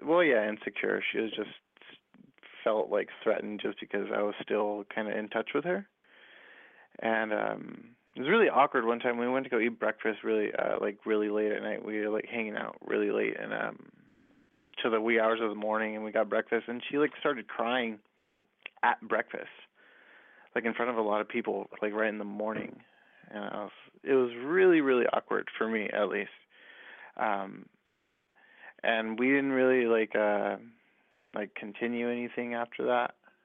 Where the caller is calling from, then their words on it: Inland Empire, California, United States; I'm calling from the Inland Empire.